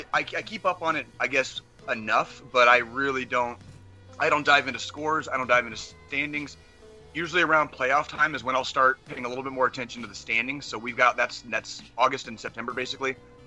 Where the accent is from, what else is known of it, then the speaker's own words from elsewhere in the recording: Arizona, United States; now in Kansas City, United States; growing up in Arizona, as a Royals fan in Arizona